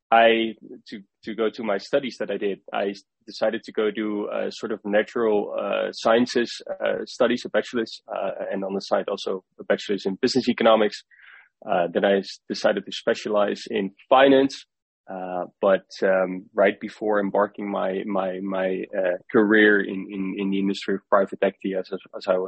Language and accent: English; Netherlands; I grew up in the Netherlands as well.